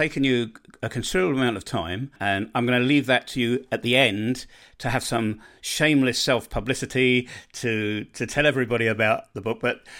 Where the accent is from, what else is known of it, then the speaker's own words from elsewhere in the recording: United Kingdom; now in Bosnia and Herzegovina; I'm a Brit who's left and settled in Bosnia and Herzegovina.